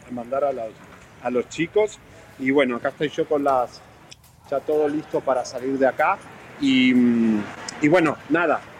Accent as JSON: {"language": "Spanish", "country": "United States", "said": "yo soy un periodista norteamericano y puedo hacer lo que quiero en la calle con mi celular"}